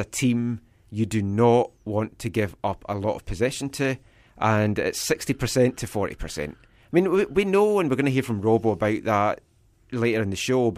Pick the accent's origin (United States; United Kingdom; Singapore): United Kingdom; Scotland; accent: Scottish; now in Vancouver, Canada